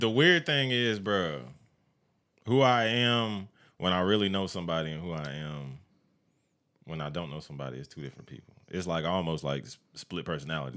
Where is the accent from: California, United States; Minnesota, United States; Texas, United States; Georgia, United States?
Georgia, United States; Evans; I grew up in Evans or whatever the fuck. I grew up Columbia County